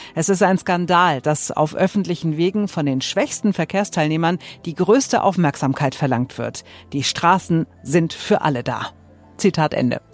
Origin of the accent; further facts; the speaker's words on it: Germany; hier bei uns in Deutschland